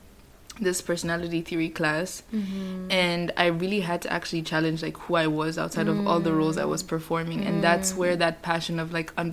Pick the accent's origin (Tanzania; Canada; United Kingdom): Tanzania; moved away as an adult; also born or lived in Kenya; now in Netherlands; I'm Kenyan, but I grew up in Tanzania